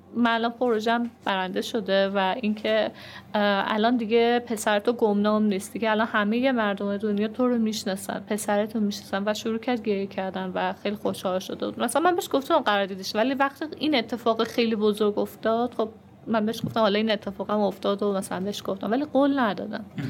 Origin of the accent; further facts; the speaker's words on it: Iran; ما چون ایرانیم